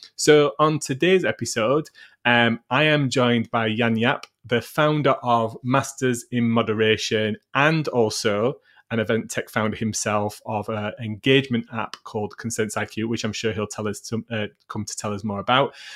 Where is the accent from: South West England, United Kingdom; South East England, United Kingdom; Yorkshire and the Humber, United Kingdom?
Yorkshire and the Humber, United Kingdom; Sheffield; Sheffield, which is my hometown